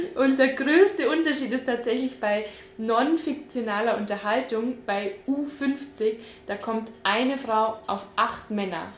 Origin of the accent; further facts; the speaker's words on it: Bavaria, Germany; wir sind ja beide in Bayern aufgewachsen